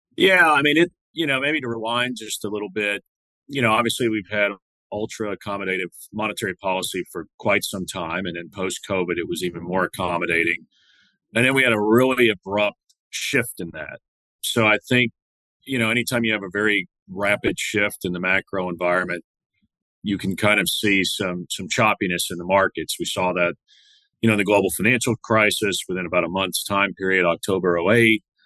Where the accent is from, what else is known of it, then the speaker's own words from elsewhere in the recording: Santa Fe, Texas, United States; My hometown is a small town, uh, Santa Fe, Texas, often confused with Santa Fe, New Mexico, but it's a small town uh, in Galveston County